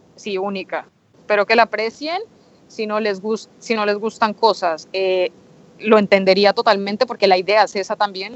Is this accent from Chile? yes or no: no; Colombia; now in Spain; como colombiana me emociona